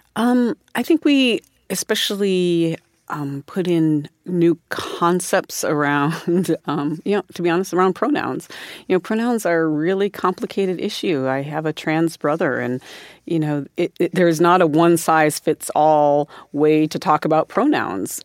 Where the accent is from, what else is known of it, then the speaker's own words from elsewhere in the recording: South Dakota, United States; I grew up in South Dakota